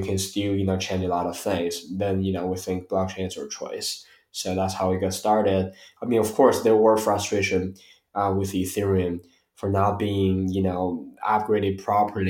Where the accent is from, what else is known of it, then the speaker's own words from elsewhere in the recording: Beijing, China; moved away as an adult; also born or lived in Atlanta, Georgia, United States; I was born here in Beijing, went to US for college, stayed there for roughly 7 years